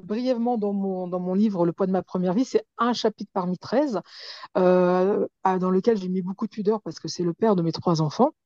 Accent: Pantin, Île-de-France, France; je suis de Pantin

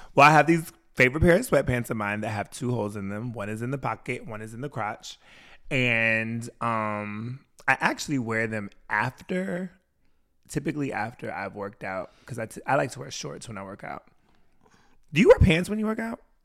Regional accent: Washington, United States; moved away; also born or lived in Wisconsin; I grew up in Washington State.

